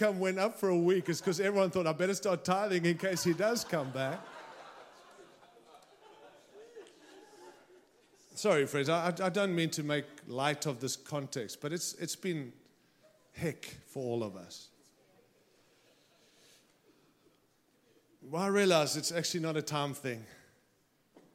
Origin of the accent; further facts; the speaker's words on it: Australia; now in United States; I arrived here with my Aussie passport, and I came in as an Aussie